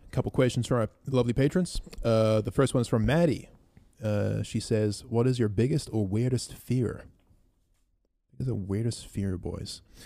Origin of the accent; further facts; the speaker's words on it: New Zealand; we grew up in New Zealand, which isn't a very racist country